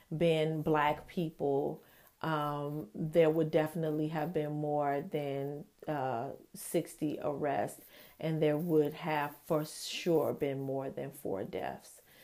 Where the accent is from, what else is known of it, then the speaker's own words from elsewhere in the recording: United States; America is my personal country of, of origin